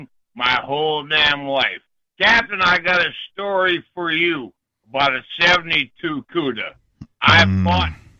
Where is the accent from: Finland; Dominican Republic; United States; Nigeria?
United States; Ypsilanti, Michigan; I grew up in Ypsilanti.